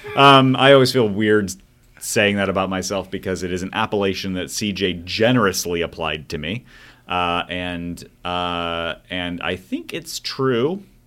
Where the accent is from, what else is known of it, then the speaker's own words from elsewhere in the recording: Mesa, Arizona, United States; I did grow up in Mesa, Arizona